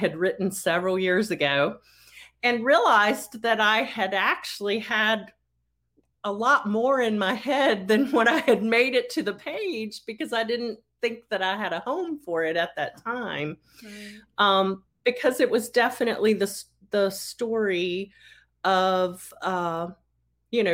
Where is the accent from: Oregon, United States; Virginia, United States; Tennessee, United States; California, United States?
Virginia, United States; Roanoke; my hometown of Roanoke, Virginia